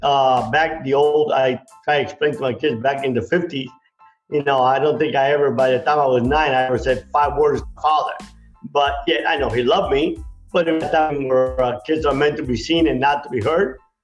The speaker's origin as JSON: {"language": "English", "town": "Miami", "region": "Florida", "country": "United States", "tie": "born or raised there", "also_born_or_lived": "Cuba", "said": "I came early in the 60s in Miami where it was pretty rough growing up."}